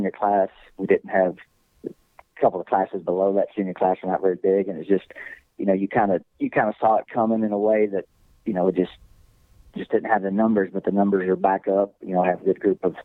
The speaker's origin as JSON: {"language": "English", "town": "Boyd", "region": "Texas", "country": "United States", "tie": "born or raised there", "said": "I'm from Boyd. Mm-hmm. Coach Carr coached me"}